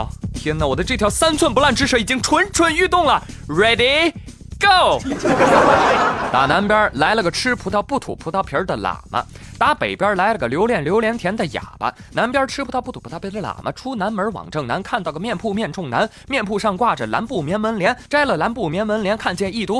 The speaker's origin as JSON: {"language": "Chinese", "country": "China", "said": "我毕竟我是中国人嘛，"}